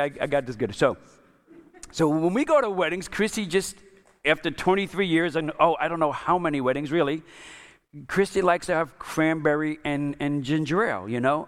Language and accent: English; New York, United States; I'm Italian, I'm from New York